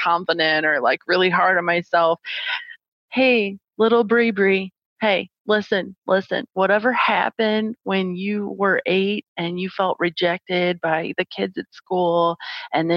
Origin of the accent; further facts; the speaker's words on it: St. Louis, Missouri, United States; moved away as an adult; now in Phoenix, United States; I am originally from St. Louis, Missouri. And born and raised, my whole family is still there.